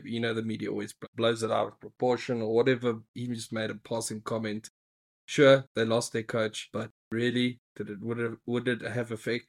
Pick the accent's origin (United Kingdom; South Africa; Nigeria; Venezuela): South Africa; as a South African, pretty dismal this past weekend.